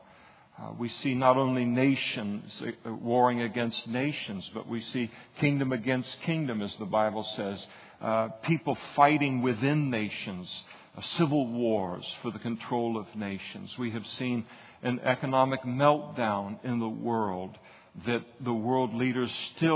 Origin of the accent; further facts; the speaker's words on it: United States; as an American, you got that American passport